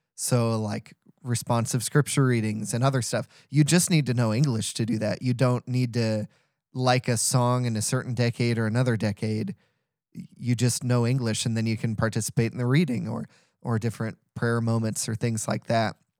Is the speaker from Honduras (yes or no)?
no; St. Louis, Missouri, United States; I'm from St. Louis